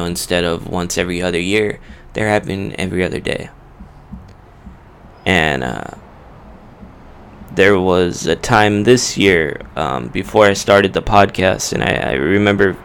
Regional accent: Whittier, California, United States; a pizza place in Uptown Whittier, in my hometown

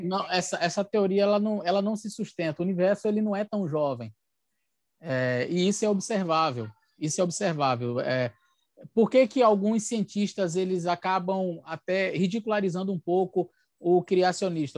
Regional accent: Bahia, Brazil; moved away as an adult; also born or lived in Aracaju, Sergipe; now in São Luís, Brazil; sou baiano, nasci no estado da Bahia, fui pastor ali por nove anos, depois fui para Aracaju, na capital sergipana, fiquei ali por dois anos e agora estou em São Luís, no Maranhão

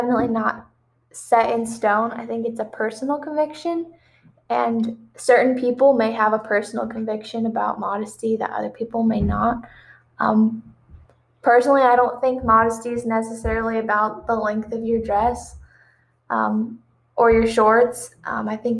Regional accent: New Palestine, Indiana, United States; I'm from Indianapolis, Indiana, or actually just right outside Indianapolis, in a tiny town called New Palestine

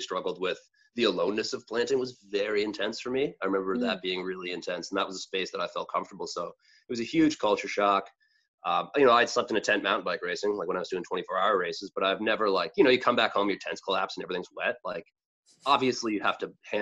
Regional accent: near Peterborough, Ontario, Canada; I went back to Trent, which was near my hometown. And a lot of my friends moved from my hometown to Peterborough

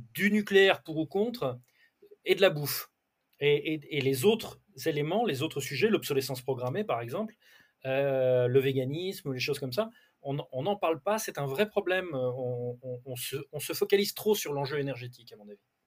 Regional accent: Brittany, France; je suis breton

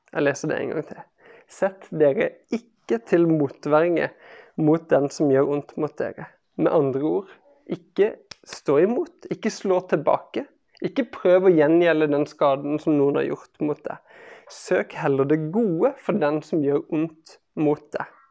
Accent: Kristiansand, Agder, Norway; jeg vokste opp i Kristiansand

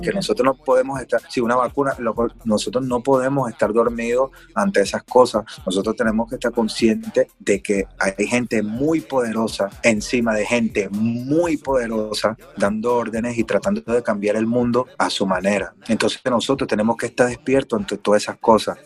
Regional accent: Venezuela; soy negro, soy venezolano, soy de barrio

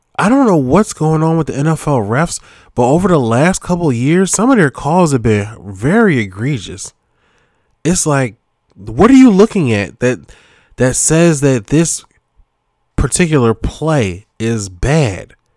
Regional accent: Philadelphia, Pennsylvania, United States; I'm from Philly

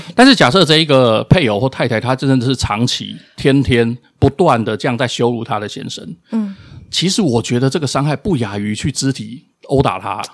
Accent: Taiwan; 我们出生在这块土地上

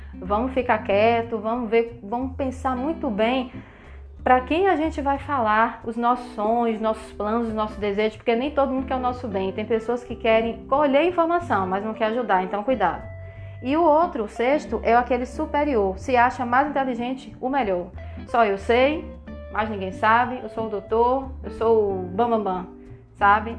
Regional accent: Salvador, Bahia, Brazil; eu sou de Salvador

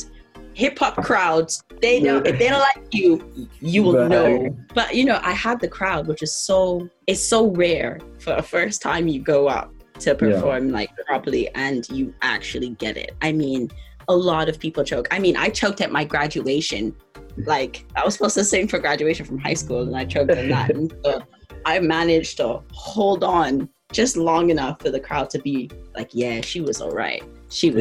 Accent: Bahamas; moved away as an adult; now in London, United Kingdom; I was born and raised in the Bahamas.

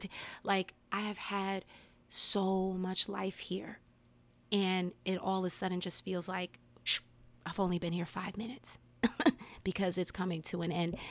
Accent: Englewood, New Jersey, United States; moved away as an adult; now in Maryland, United States; I grew up in New Jersey, I moved to Maryland when I was 22, you know, going on 23. So I had my first, you know, 22 years of my life in Jersey.

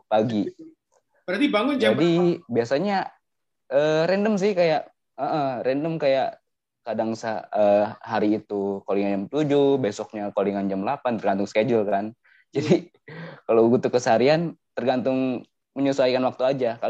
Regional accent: Subang, West Java, Indonesia; dari Subang

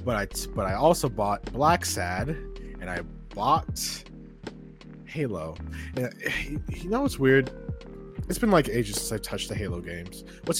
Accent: Georgia, United States; born there; Chat, no, come to Georgia. You'll love Cali. I was born in Georgia.

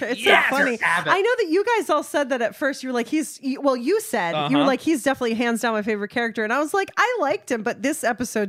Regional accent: United States; as an American who has experienced the healthcare system

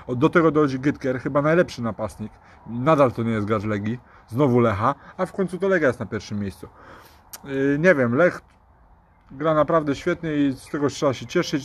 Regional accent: Poznań, Greater Poland, Poland; my jesteśmy z Poznania

